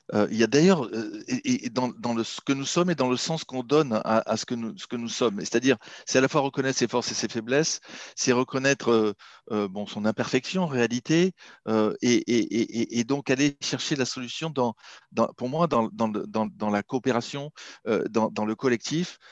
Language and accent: French; Marseille, Provence-Alpes-Côte d'Azur, France; moved away as an adult; also born or lived in Shanghai, China / Silicon Valley, United States / London, United Kingdom; now in Paris, France; je suis marseillais d'origine